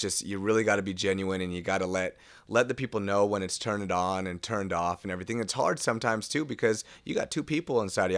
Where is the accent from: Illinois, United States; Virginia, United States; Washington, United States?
Washington, United States; Seattle; I'm from West Seattle